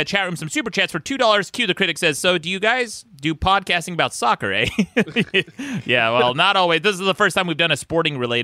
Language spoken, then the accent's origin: English; Utah, United States; I'm from Utah